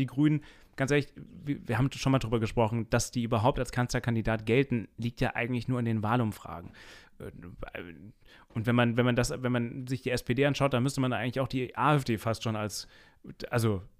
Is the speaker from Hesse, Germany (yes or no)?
no; Rhineland-Palatinate, Germany; ich komme ja eigentlich aus den Tiefen von Rheinland-Pfalz, irgendeiner so Höhle, da ist äh, die SCH-CH-Schwäche ganz stark zu hören.